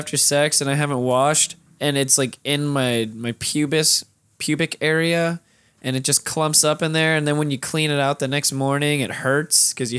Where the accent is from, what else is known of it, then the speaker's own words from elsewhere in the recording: United States; I was born in America.